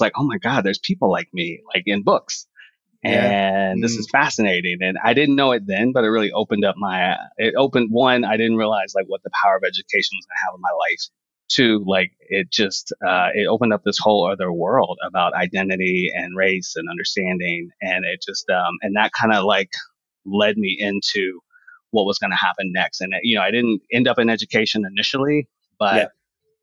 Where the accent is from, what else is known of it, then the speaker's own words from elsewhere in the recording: Houston, Texas, United States; moved away as an adult; also born or lived in Galveston, Texas / Los Angeles; now in New York City, United States; I grew up in Houston